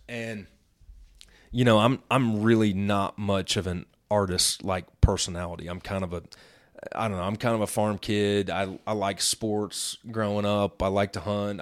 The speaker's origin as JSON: {"language": "English", "region": "Midwest", "country": "United States", "tie": "born or raised there", "said": "I grew up in the Midwest"}